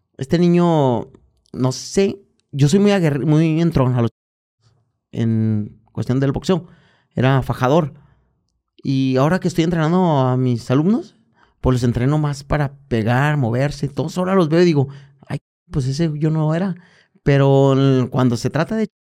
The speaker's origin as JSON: {"language": "Spanish", "town": "Guadalajara", "region": "Jalisco", "country": "Mexico", "tie": "born or raised there", "said": "aquí en, en mi tierra. Guadalajara, en mi barrio, Santa Chile"}